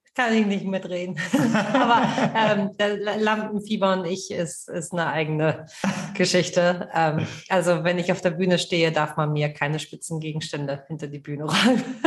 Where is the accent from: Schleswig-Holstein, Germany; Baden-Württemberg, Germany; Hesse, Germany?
Schleswig-Holstein, Germany; Kiel; ich komme aus Kiel